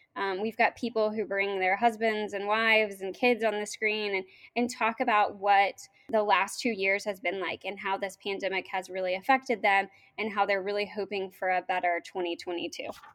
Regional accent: Norman, Oklahoma, United States; moved away as an adult; also born or lived in Washington, D.C.; now in West Virginia, United States; I was born and raised in Norman, Oklahoma, went to school at the University of Oklahoma, um, and then went to D C and moved here

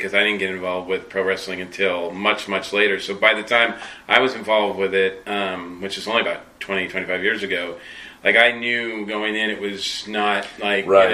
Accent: Massachusetts, United States; I was in... You know, Massachusetts

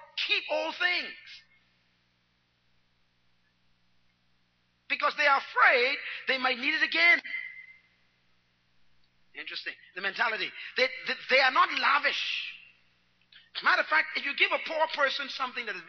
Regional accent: Nassau, New Providence, Bahamas; I was born in Baintown

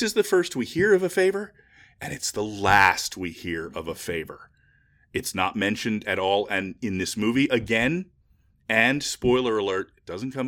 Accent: United Kingdom; yes, I'm British

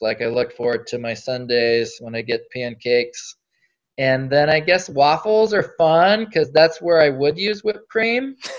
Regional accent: North Dakota, United States; born there; also born or lived in Alaska; So I was born in North Dakota.

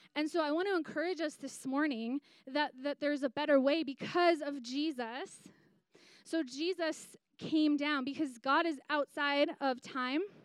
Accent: Green Bay, Wisconsin, United States; I grew up in Green Bay, Wisconsin

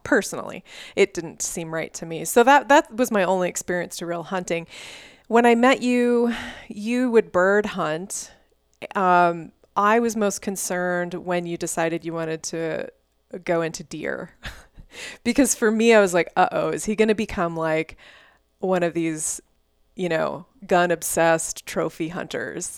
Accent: Houston, Texas, United States; also born or lived in Dallas; growing up in Texas, I mean, I grew up in a suburb of Houston.

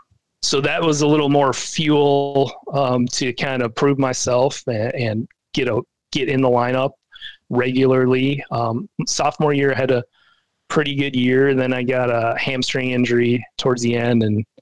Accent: Minnesota, United States; get out on the field in the Metrodome where I've watched, you know, my hometown team play

